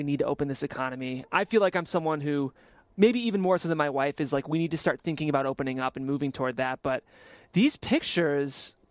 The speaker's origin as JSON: {"language": "English", "town": "Cleveland", "region": "Ohio", "country": "United States", "moved": "yes", "said": "We're from Cleveland"}